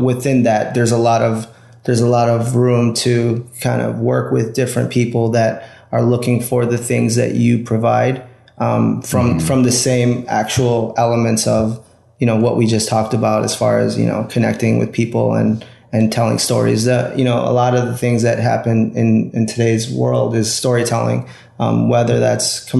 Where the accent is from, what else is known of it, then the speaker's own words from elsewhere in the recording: Chicago, Illinois, United States; I got my degree in photography from Columbia College here in Chicago, which is my hometown